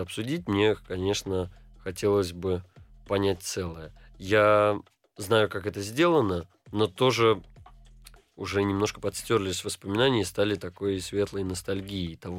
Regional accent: Saint Petersburg, Russia; also born or lived in Jerusalem, Israel; Я из Петербурга.

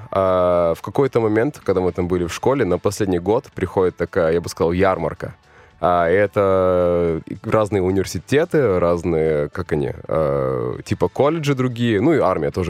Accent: Khabarovsk, Khabarovsk Krai, Russia; also born or lived in Vladivostok; now in Moscow, Russia; Не, я родился в Владивостоке, жил я в Хабаровске.

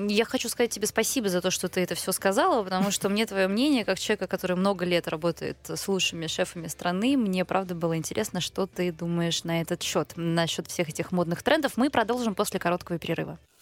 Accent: Far East, Russia; А я таки просто с Дальнего Востока

